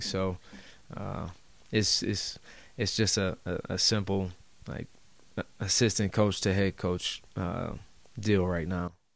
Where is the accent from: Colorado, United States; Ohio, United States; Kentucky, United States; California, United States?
Colorado, United States; Denver; now in Portland, United States; I'm from Denver.